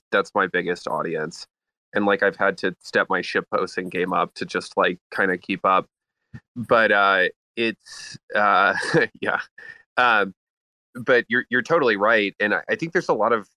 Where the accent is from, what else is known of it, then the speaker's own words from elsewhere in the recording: United States; I'm an American